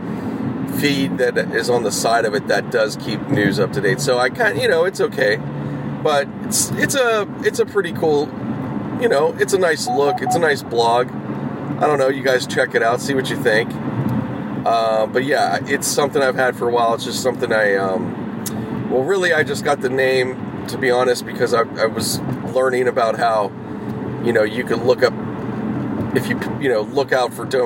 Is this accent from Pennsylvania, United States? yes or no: yes; Pittsburgh, Pennsylvania, United States; now in Los Angeles, United States; I was growing up in the Pittsburgh area